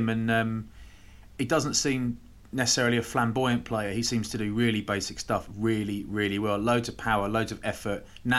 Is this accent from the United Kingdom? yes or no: yes; England, United Kingdom; as an Englishman, me